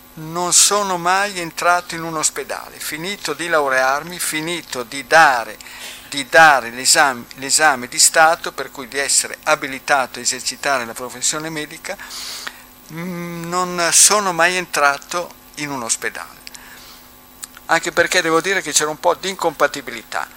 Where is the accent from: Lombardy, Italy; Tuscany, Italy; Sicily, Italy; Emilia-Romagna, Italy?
Emilia-Romagna, Italy; Bobbio; sono di Bobbio